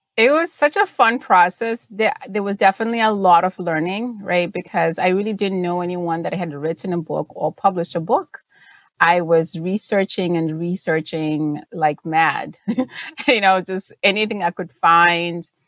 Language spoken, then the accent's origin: English; Zimbabwe; first language Shona; English is a second language; moved away; I was born and raised in Zimbabwe